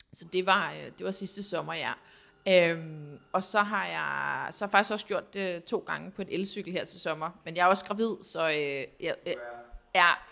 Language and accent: Danish; Denmark; moved away as an adult; now in France; boede her hjemme i Danmark